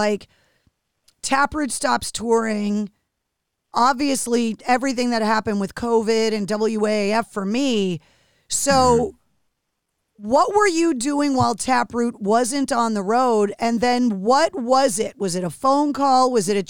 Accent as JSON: {"language": "English", "region": "Michigan", "country": "United States", "tie": "born or raised there", "said": "When you're growing up a hockey fan, obviously growing up in Michigan, like you're diehard sports fan"}